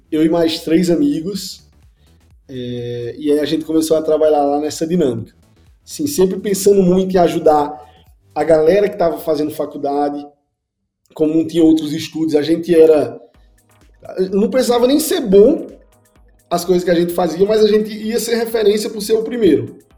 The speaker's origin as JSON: {"language": "Portuguese", "town": "Caruaru", "region": "Pernambuco", "country": "Brazil", "said": "eu vim do interior de Pernambuco, uma cidadezinha chamada Caruaru. E aí, lá assim, é uma cidade pequena, mas tem uns 400 mil habitantes."}